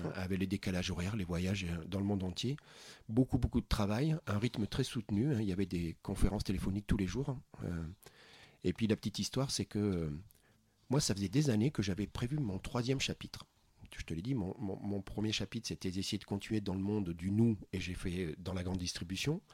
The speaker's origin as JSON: {"language": "French", "town": "Bergerac", "region": "Nouvelle-Aquitaine", "country": "France", "tie": "born or raised there", "said": "j'ai grandi à Bergerac"}